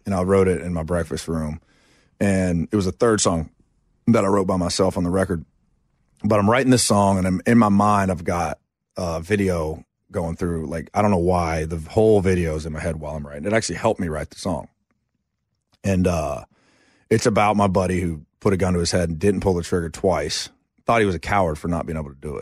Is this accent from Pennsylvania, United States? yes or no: no; Asheville, North Carolina, United States; also born or lived in Chapel Hill, North Carolina